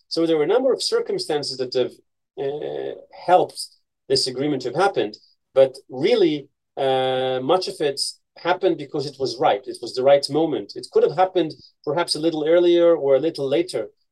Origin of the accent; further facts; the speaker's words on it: Haifa, Haifa District, Israel; also born or lived in United States; I grew up in Haifa, a city in the north